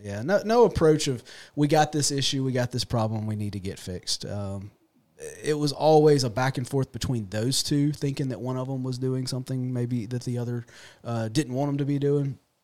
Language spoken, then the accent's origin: English; Raymond, United States; I'm born and raised here local. Um, I grew up in Raymond